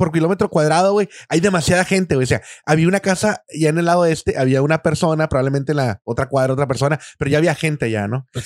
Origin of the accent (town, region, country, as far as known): Sonora, Mexico; now in Tijuana, Mexico